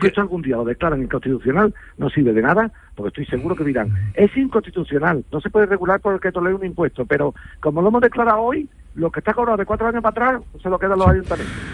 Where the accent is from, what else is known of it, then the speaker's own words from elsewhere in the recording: a village in Seville province, Andalusia, Spain; yo estoy a punto de comprar un solar en mi pueblo, aquí en Sevilla, un pueblo de Sevilla